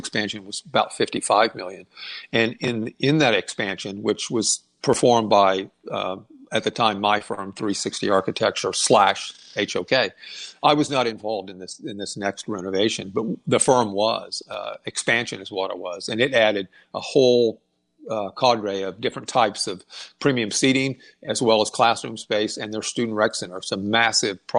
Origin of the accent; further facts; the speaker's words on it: Wichita, Kansas, United States; growing up in Wichita, Kansas